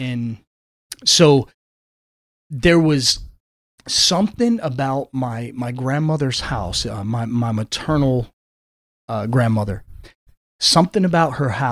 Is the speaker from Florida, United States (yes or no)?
no; Flint, Michigan, United States; growing up in Flint, Michigan, just about 3 miles north of Flint proper, rough upbringing